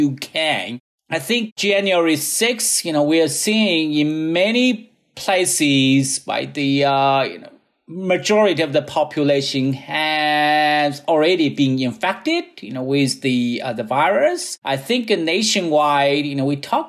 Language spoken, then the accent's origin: English; China; now in United States; my hometown